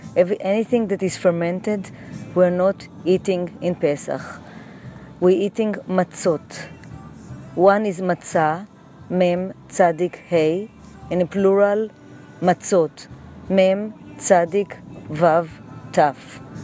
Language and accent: English; Jerusalem, Jerusalem District, Israel; also born or lived in New York City; now in New York, United States; I was born in Jerusalem